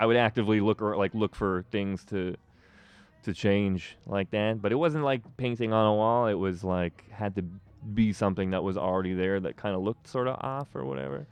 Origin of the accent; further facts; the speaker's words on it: Toronto, Ontario, Canada; I grew up here. Like, I grew up in Etobicoke